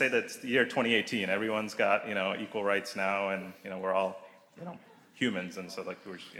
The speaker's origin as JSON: {"language": "English", "town": "Dallas", "region": "Texas", "country": "United States", "said": "I'm from Dallas here and get a lot of interaction with people in the South."}